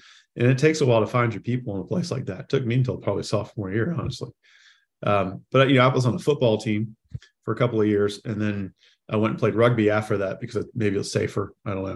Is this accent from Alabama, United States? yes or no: no; South Carolina, United States; as a kid growing up in South Carolina